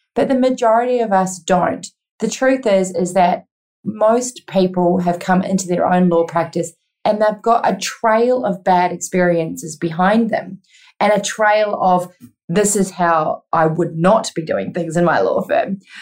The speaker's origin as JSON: {"language": "English", "country": "New Zealand", "moved": "as an adult", "lives_now": "Australia", "said": "I am originally from New Zealand and moved to Australia when I was 25"}